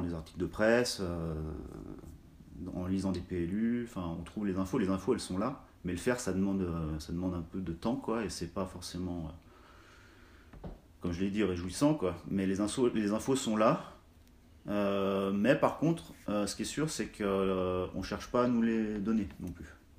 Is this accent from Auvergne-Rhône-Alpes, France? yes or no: yes; Cluses, Auvergne-Rhône-Alpes, France; je suis originaire de la vallée de l'Arve, de Cluse, qui est située entre euh, Chamonix et Annemasse. Euh, j'ai grandi en Haute-Savoie